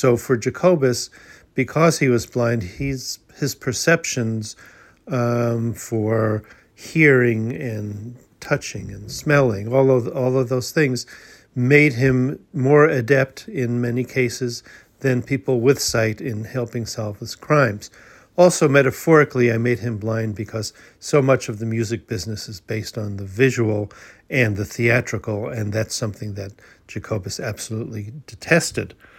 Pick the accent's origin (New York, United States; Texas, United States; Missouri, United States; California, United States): New York, United States; Long Island; a dear old friend named Myra Ross, who I grew up with on Long Island